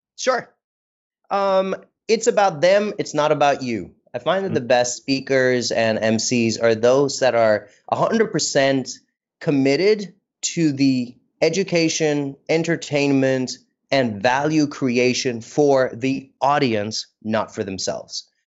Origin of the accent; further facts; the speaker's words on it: India; moved away; also born or lived in United States; I don't think I recognized I was Indian or brown until I went to the US.